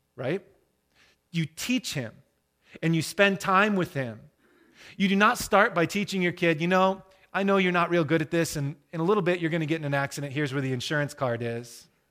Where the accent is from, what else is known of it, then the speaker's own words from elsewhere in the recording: Michigan, United States; I'm from Michigan